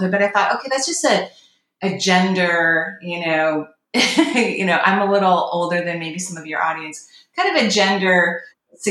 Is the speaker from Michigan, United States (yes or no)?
no; Washington, United States; moved away as an adult; also born or lived in Oregon; My home state is Washington State in the U.S., and I was in Oregon living at the time.